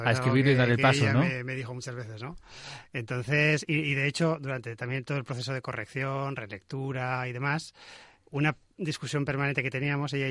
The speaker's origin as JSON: {"language": "Spanish", "town": "Zaragoza", "region": "Aragon", "country": "Spain", "moved": "as an adult", "lives_now": "Castellón, Spain", "said": "yo soy de Zaragoza."}